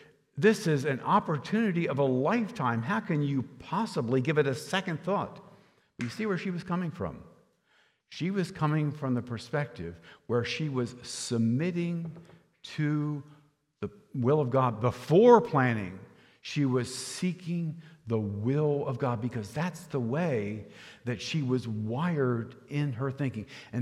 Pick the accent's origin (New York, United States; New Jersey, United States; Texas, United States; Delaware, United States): Delaware, United States; Rehoboth Beach; I'm from Rehoboth Beach, a town in Lower Delaware, and I worked as a busboy in a restaurant there